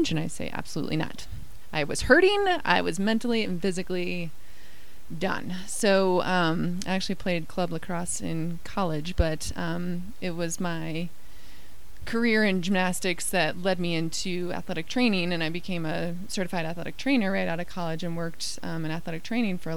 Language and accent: English; Midwest, United States; also born or lived in Iowa / Indiana / Virginia / Colorado; I grew up moving around a lot. Um, I grew up mostly in the Midwest, Iowa and Indiana. Um, went to Virginia, and then we made our way out to Colorado with my family.